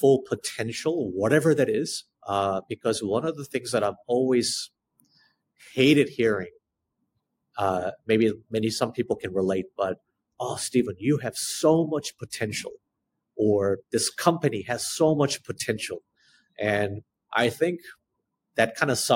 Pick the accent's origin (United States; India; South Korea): South Korea; as an Asian person, you know, who spent child growing up in Korea, under the Korean education system